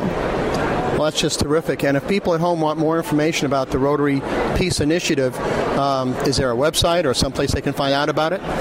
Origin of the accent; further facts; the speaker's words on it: New York, United States; I'm from New York